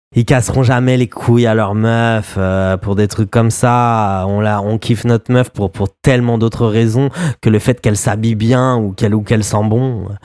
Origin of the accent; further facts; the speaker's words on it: France; moved away; on est des Français à l'étranger et on aime bien parler de ce qui se passe, voilà, en France et de ce qui se passe pour nous aussi et aussi ce pourquoi on a quitté ce pays